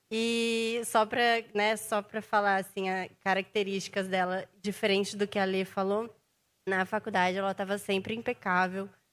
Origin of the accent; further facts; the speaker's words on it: Taubaté, São Paulo, Brazil; Eu sou de Taubaté